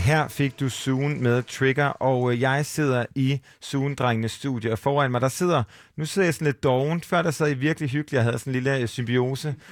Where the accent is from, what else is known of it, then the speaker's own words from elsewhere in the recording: Aarhus, Central Denmark Region, Denmark; vi er jo fra Aarhus, alle tre